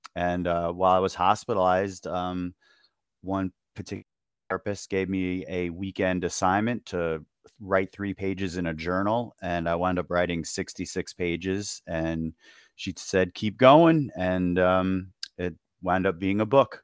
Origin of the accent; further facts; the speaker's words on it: Long Island, New York, United States; I'm from New York. I grew up on Long Island